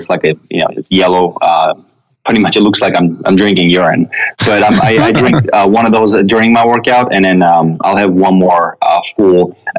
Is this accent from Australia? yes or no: no; Russia; also born or lived in Armenia; When I was born in Armenia, and when I turned 7, my family moved to Russia. So I had to learn a language and a culture and fit in from scratch.